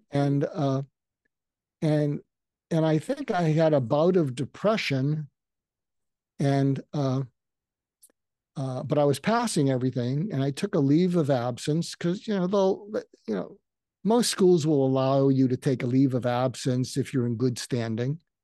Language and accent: English; outside of Boston, Massachusetts, United States; I grew up outside of Boston